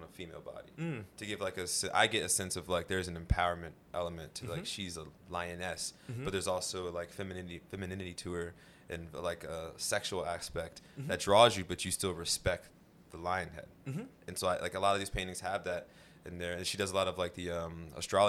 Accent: Virginia, United States

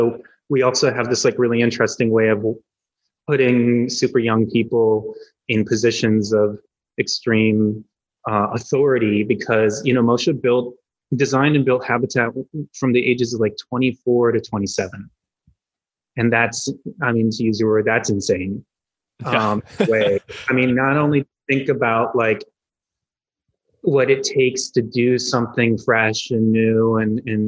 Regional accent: Bloomfield Hills, Michigan, United States; moved away as an adult; also born or lived in Los Angeles; I grew up outside of Detroit in a place called Bloomfield Hills, about 40 minutes outside the city

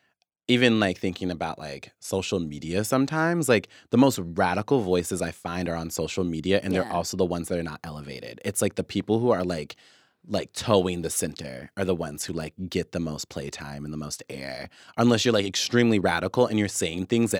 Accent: Wichita, Kansas, United States; also born or lived in Oklahoma; when I grew up in Wichita or, like, when I was in Oklahoma, I knew what places I didn't get to have access

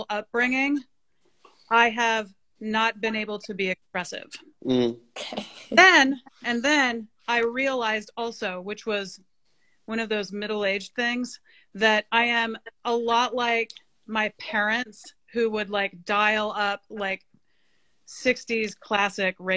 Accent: Montana, United States; grew up on in my upbringing in Montana as a kid

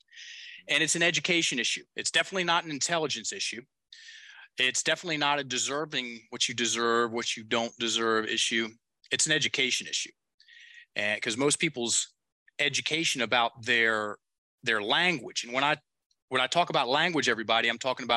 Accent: the South, Appalachian Mountains, United States; I'm from the South, from the Appalachian Mountains

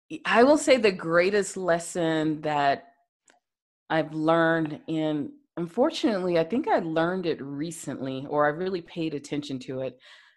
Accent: the South, United States; especially being a Black woman growing up in the South, and you grow up with the stigma, you have to go to college

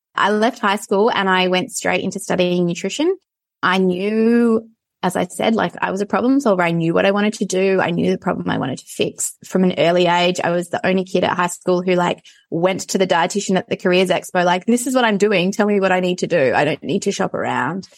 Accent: Perth, Western Australia, Australia; I grew up in Perth in suburbia

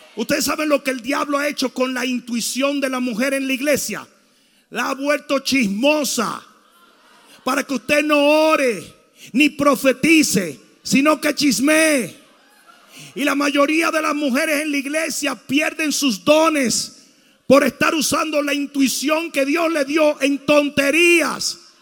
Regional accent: Santo Domingo, Dominican Republic; moved away; Santo Domingo se me enseñó que si un tipo se te acercaba a una careta le partiera la cara

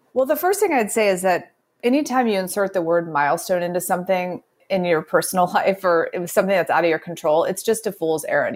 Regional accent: Midwest, United States; also born or lived in the South; grew up in the Midwest

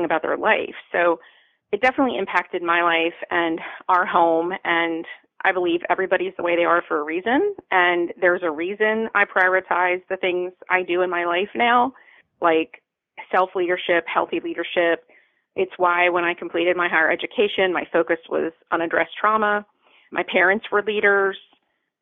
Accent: Baltimore, Maryland, United States; now in Tampa, United States; I grew up in Baltimore.

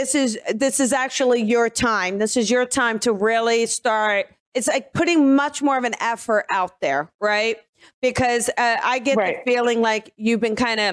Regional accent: New Jersey, United States; I'm from New Jersey

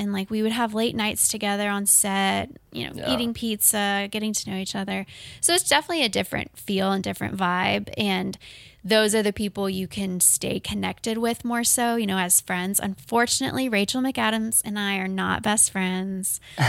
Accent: Canton, United States; Yeah, a club in my hometown, Canton.

